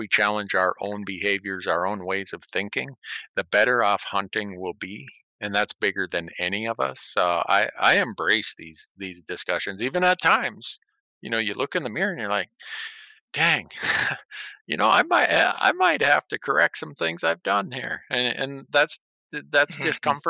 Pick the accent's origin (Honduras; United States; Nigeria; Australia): Honduras; I grew up in Honduras.